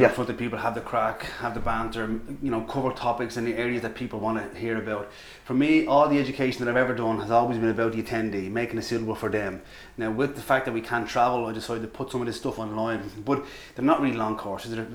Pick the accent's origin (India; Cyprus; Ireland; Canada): Ireland; accent: Irish; With my Irish accent